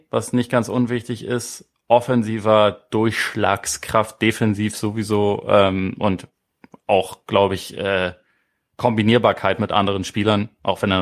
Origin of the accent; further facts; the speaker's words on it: Bremen, Germany; als Bremer